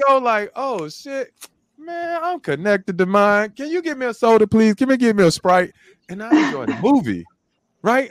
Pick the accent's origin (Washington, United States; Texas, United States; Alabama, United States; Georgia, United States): Alabama, United States; Birmingham; growing up in Birmingham, Alabama